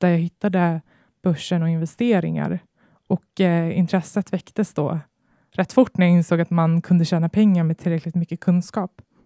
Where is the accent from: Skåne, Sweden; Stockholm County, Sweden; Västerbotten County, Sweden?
Stockholm County, Sweden; Botkyrka; jag växte upp i Stockholmsförorten Fittja